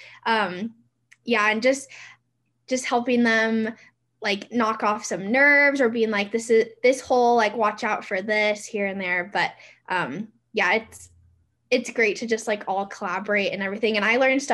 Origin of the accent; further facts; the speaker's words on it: the Northwest, Pacific Northwest, United States; now in Reno, United States; I'm from the Northwest